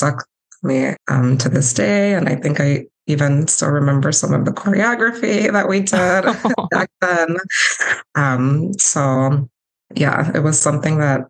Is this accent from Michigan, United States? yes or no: no; Milwaukee, Wisconsin, United States; I grew up in Milwaukee